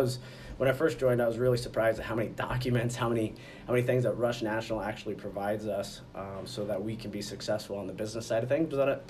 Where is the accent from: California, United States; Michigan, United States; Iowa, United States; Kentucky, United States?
Iowa, United States; Glenwood; also born or lived in Waverly, Iowa; Before that, I grew up in Glenwood, Iowa, Southwest Iowa